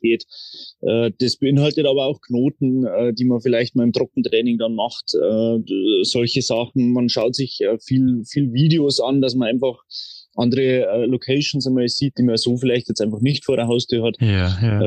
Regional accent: Traunstein, Bavaria, Germany; ich bin aufgewachsen in Traunstein

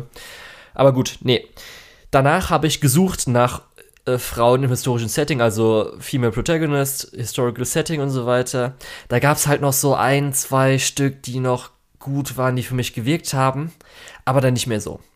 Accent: Germany

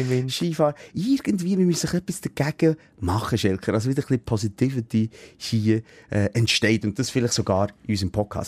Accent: Switzerland; so sind wir Schweizer

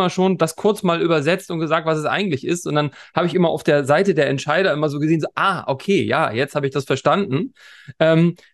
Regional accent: Hamburg, Germany; wenn man sagt, wo kommst du her? Aus Hamburg, sagen alle, ach, das ist ja toll. Und jeder hat eine tolle Geschichte zu Hamburg. Und ähm, so ging es mir natürlich auch, logischerweise.

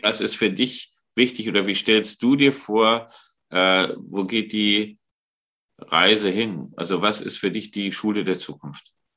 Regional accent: Germany; wir sind da als Deutsche

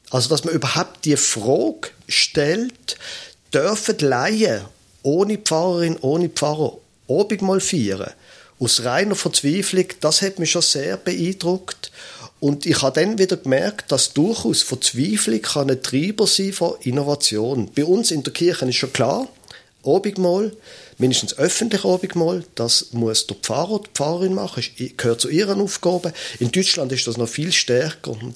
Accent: Basel, Basel-Stadt, Switzerland; ich bin ein Basler, ich bin ein Städter von meiner Herkunft her

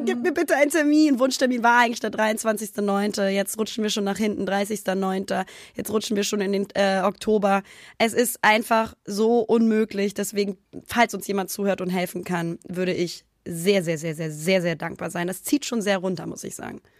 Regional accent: Hamburg, Germany; moved away as an adult; now in Cologne, Germany; in meiner Heimat

